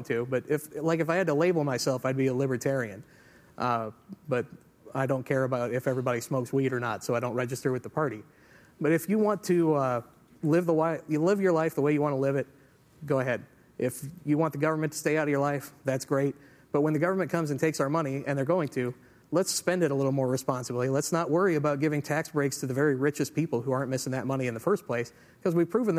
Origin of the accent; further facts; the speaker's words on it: Belleville, United States; my hometown in Belleville